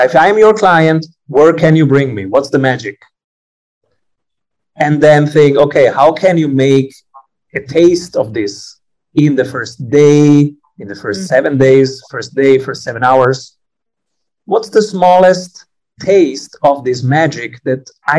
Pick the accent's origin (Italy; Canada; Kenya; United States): Italy; I'm Italian